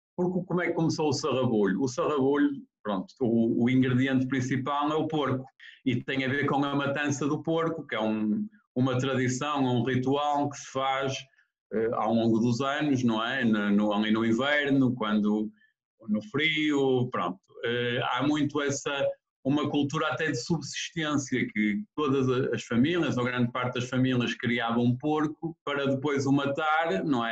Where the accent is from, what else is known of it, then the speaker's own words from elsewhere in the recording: Ponte de Lima, Viana do Castelo, Portugal; Sou de Ponte Lima.